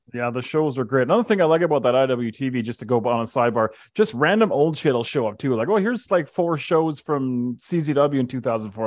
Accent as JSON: {"language": "English", "town": "Calgary", "region": "Alberta", "country": "Canada", "tie": "born or raised there", "lives_now": "Edmonton, Canada", "said": "I live in Edmonton, but I was born and raised in Calgary"}